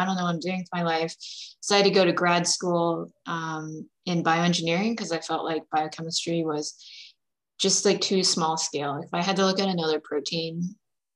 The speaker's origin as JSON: {"language": "English", "region": "central Pennsylvania", "country": "United States", "tie": "born or raised there", "also_born_or_lived": "China / Delaware / Stanford, California", "moved": "as an adult", "said": "I was adopted from China in 1995 and then grew up in a small religious conservative town in central Pennsylvania"}